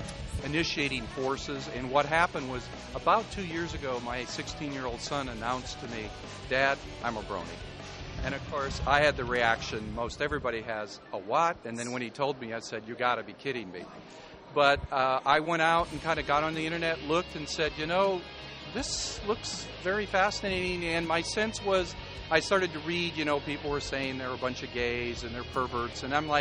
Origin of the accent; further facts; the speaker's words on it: South Dakota, United States; moved away as an adult; also born or lived in South Carolina; now in Spartanburg, United States; I was born and raised in South Dakota, but I live in South Carolina now. That's where I teach.